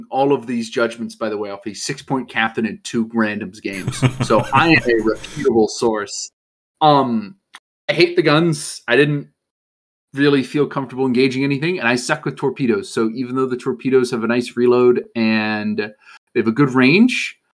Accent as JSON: {"language": "English", "country": "United States", "said": "I'm an American."}